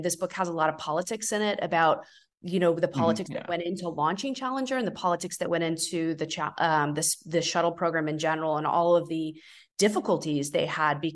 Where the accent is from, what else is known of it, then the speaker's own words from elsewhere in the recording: Florida, United States; I'm also from Florida